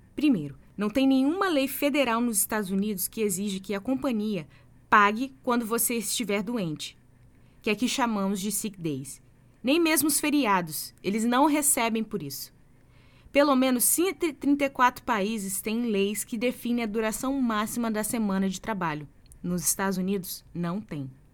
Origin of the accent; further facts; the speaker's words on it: Brazil; moved away; sou brasileira.